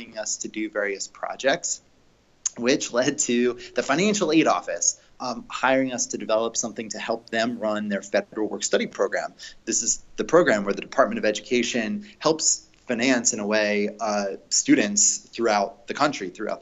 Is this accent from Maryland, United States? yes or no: no; Philadelphia, Pennsylvania, United States; moved away as an adult; also born or lived in Rhode Island; now in Santa Monica, United States; I grew up in Philadelphia, went to college in Rhode Island, was back in Philadelphia running my first company before moving out to California.